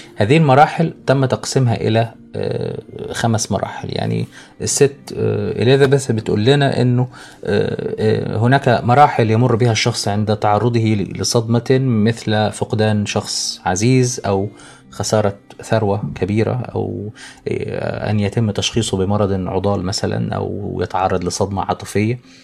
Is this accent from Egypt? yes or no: yes; Egypt; عندنا في مصر